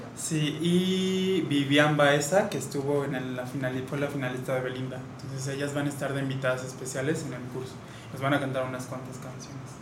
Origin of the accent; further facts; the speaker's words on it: Querétaro, Mexico; Sí, sí, soy queretano